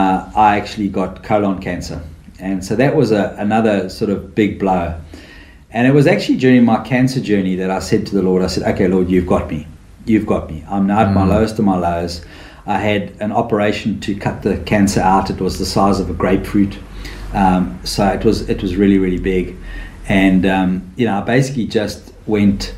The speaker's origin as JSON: {"language": "English", "country": "South Africa", "moved": "as an adult", "lives_now": "Australia", "said": "I'm from South Africa"}